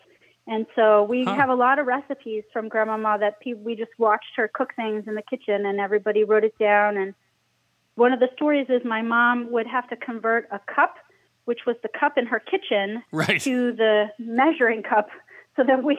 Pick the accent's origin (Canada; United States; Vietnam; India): United States; Boston, Massachusetts; now in Amherst, United States; growing up in the Boston area.